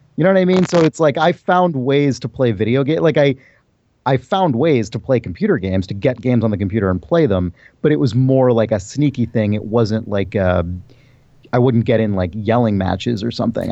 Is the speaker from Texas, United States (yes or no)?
no; San Diego, California, United States; also born or lived in San Francisco / New York; so I was born in San Francisco. My family moved, uh, uh, when I was a kid to New York, which is where my family was from. Um, then we moved back to California, and I mainly grew up in San Diego